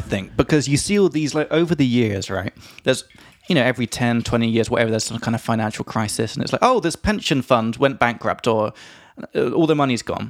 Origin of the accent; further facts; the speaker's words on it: England, United Kingdom; from England